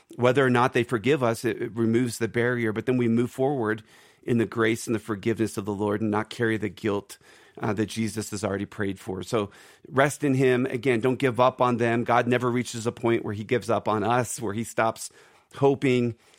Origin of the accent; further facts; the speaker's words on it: Philadelphia, Pennsylvania, United States; now in Denver, United States; That's my neck of the woods. I'm from Philadelphia